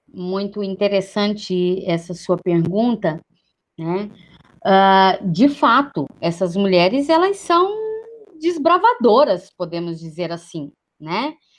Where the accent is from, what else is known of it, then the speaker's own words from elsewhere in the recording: Brazil; enquanto brasileiras, brasileiros, brasileires que somos em todos os rincões.